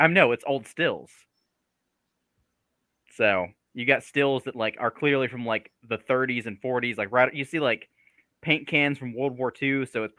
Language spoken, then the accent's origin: English; Cumming, Georgia, United States; now in Cleveland, Georgia, United States; I grew up in Forsyth County, Georgia, which has a questionable history at best.